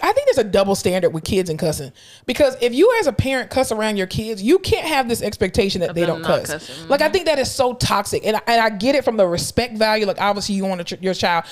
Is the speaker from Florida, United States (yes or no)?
yes; South Florida, United States; I'm from South Florida